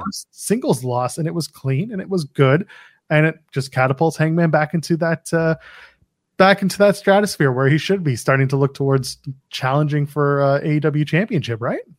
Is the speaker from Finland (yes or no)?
no; Canada; I'm a Canadian